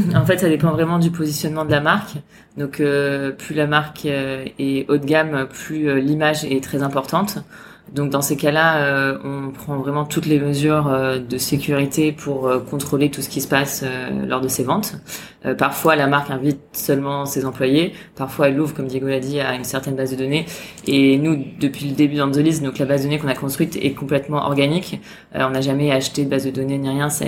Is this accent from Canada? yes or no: no; France; now in Hong Kong; en tant que Français